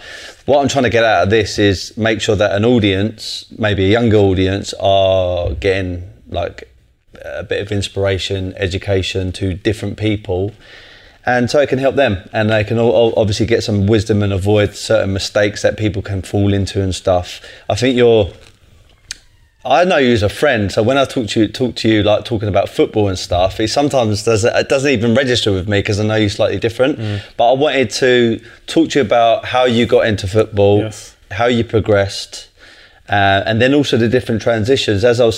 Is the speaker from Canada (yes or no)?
no; London, United Kingdom; I'm from Tulse Hill, not too far away.